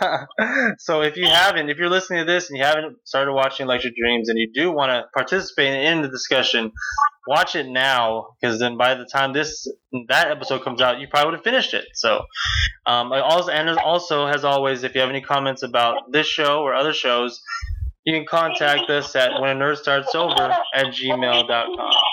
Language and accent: English; United States; growing up in America